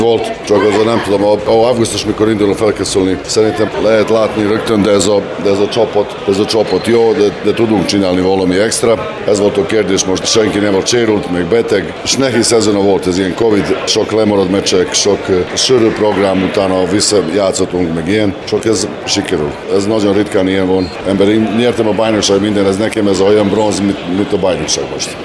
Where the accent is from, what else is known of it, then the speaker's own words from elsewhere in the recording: Subotica, Vojvodina, Serbia; Hungarian is a second language; now in Szeged, Hungary; Szeged ismerem, mint szabadkai vagyok